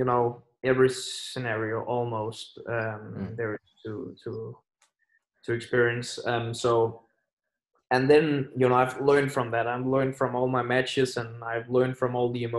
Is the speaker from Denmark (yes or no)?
yes; Aarhus, Central Denmark Region, Denmark; my hometown Aarhus